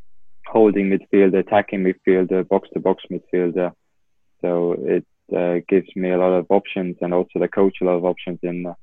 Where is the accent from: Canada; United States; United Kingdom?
United Kingdom; England; now in Estonia; when I moved from England to Estonia, I started playing midfield because in England, I was playing left back at Watford.